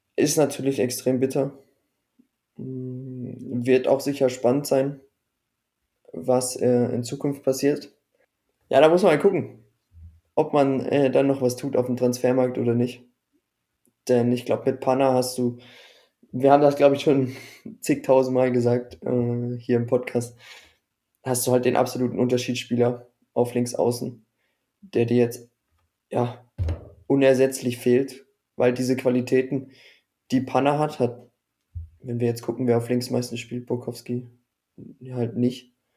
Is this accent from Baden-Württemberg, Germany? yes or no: yes; Baden-Württemberg, Germany; als Badener für mich